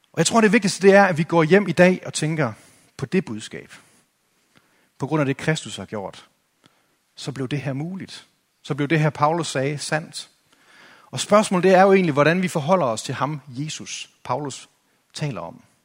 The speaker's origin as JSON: {"language": "Danish", "country": "Denmark"}